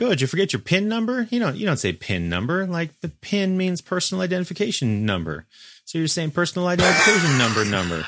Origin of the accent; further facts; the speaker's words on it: West Coast, United States; as a West Coaster